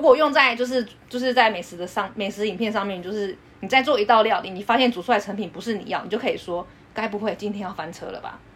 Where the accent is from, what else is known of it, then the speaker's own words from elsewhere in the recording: Taiwan; 我们台湾人会讲说